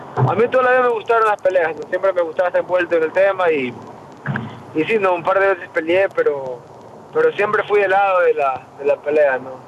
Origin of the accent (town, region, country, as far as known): Ecuador; moved away as an adult; now in United States